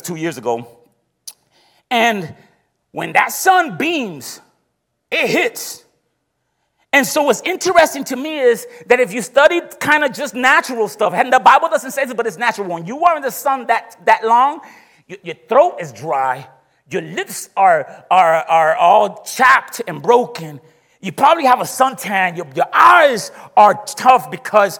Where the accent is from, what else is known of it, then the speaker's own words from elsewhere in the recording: Puerto Rico; moved away; I come from the countryside of Puerto Rico